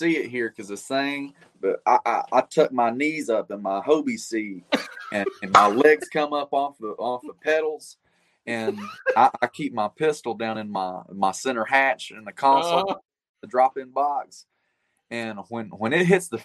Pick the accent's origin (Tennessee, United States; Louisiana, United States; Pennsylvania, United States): Tennessee, United States; I'm from Tennessee